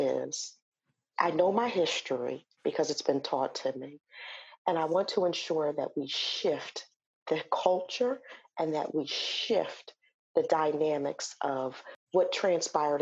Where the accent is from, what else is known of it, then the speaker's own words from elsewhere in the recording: Wilmington, Delaware, United States; I'm originally from Delaware, born and raised Wilmingtonian